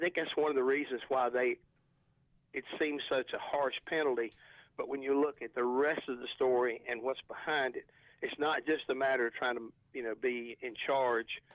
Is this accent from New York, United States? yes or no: no; North Carolina, United States; where I was raised over in Dorado, North Carolina, we're just a bunch of old country contractors and farmers